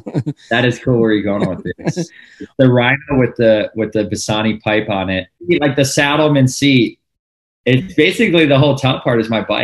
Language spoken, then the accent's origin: English; Midwest, United States; And maybe because where I grew up in the Midwest, it's always kind of I guess in the summer it gets a little hot, but for the most part, it's like colder weather, you know.